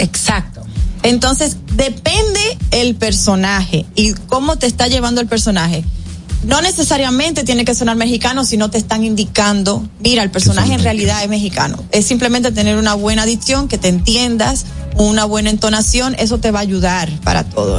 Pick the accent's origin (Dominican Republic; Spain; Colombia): Dominican Republic; mostramos nuestra bandera, mostramos eh, parte de nuestras costumbres, mencionamos la comida dominicana